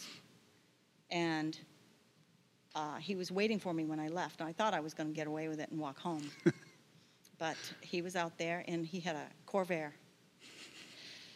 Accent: Bridgton, Maine, United States; I grew up in Bridgeton, western Maine

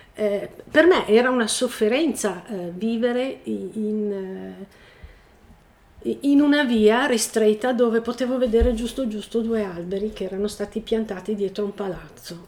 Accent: Milan, Lombardy, Italy; moved away as an adult; now in Resia, Italy; abito a Niva di Resia, sono nata a Milano e nel lontano 1980 ho deciso di ehm, venire a vivere a Resia

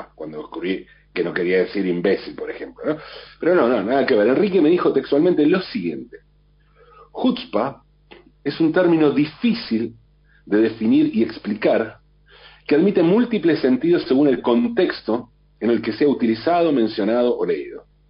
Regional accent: Argentina; para nosotros en la Argentina

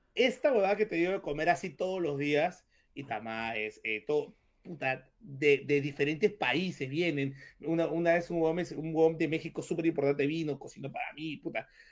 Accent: Peru; tú como peruano

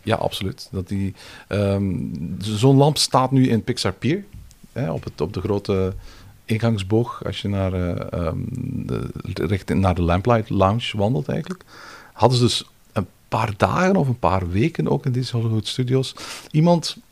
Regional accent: Belgium; now in France; als Belg

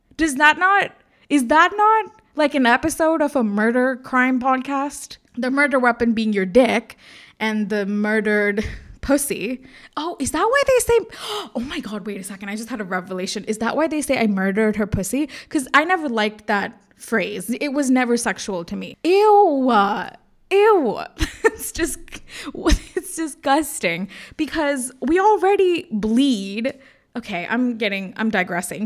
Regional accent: India; moved away as an adult; also born or lived in United States; I'm Indian

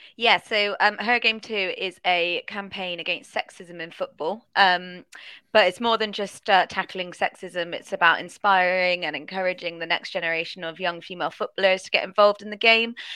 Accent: Bristol, South West England, United Kingdom; they're in my hometown

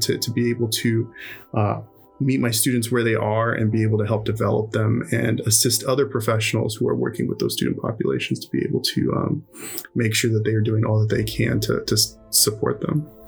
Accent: Houston, Texas, United States; also born or lived in upstate New York / Ohio; now in Austin, United States; I'm originally from Houston, Texas, and uh, you know I grew up, born and raised there, and uh, my family immigrated from Mexico

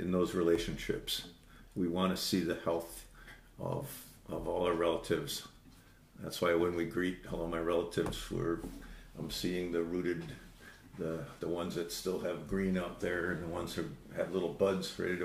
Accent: Saint Paul, Minnesota, United States; I grew up in St. Paul

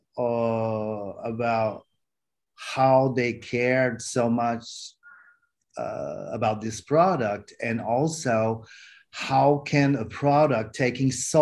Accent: Canada; also born or lived in Hainan, China; now in China; I'm Canadian

